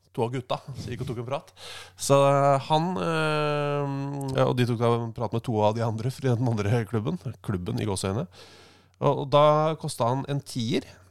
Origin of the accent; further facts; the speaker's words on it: Oslo, Norway; jeg vokste opp på Abelsø. Mm. Eh, Oslo sørøst